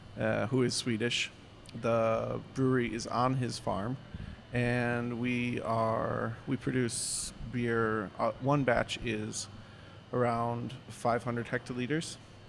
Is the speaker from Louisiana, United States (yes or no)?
no; just outside of Chicago, Illinois, United States; moved away as an adult; also born or lived in Stockholm, Sweden; now in Sweden; the land of Lincoln, Illinois. So I grew up just outside of Chicago, and I have a small farmhouse brewery just south of Stockholm